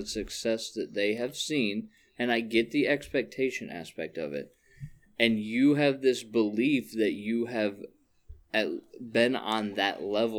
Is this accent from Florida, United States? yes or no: no; Ohio, United States; you know I grew up in Ohio